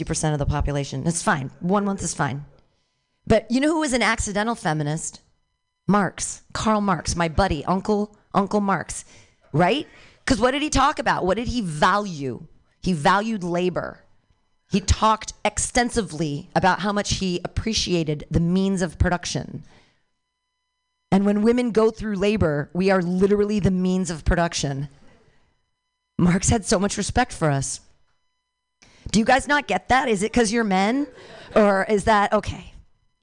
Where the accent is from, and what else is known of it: Danville, United States; born or raised there